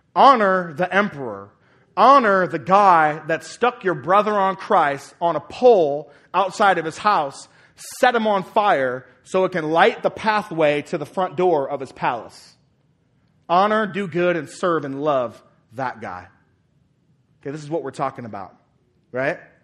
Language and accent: English; United States; citizens of America